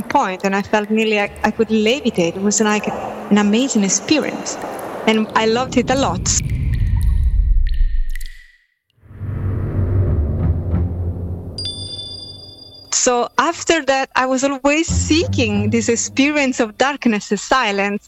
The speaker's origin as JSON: {"language": "English", "town": "Naples", "region": "Campania", "country": "Italy", "said": "I'm from Napoli"}